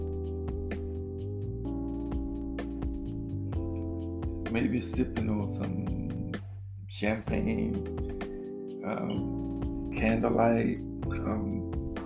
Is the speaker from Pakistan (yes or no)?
no; Louisiana, United States; got them deep roots from Louisiana